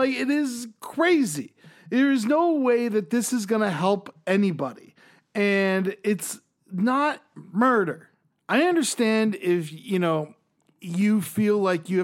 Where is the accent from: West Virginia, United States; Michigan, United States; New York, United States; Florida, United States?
Florida, United States; I grew up in Florida